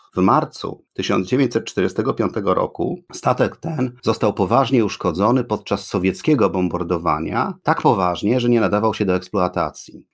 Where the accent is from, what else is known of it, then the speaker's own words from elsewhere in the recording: Gdynia, Pomeranian Voivodeship, Poland; podcast o dzielnicy, w której dorastałem, czyli o Kcywiu